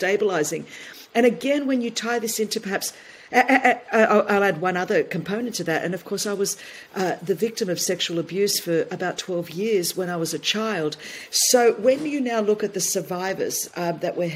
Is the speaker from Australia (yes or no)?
yes; Sydney, New South Wales, Australia; growing up in Blacktown in Sydney, Australia, the only Greek ethnic minority immigrant.